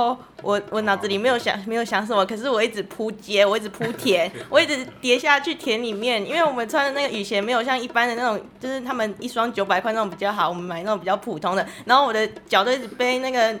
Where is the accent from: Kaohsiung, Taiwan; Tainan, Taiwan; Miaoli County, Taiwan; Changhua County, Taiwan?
Changhua County, Taiwan; 我是彰化人。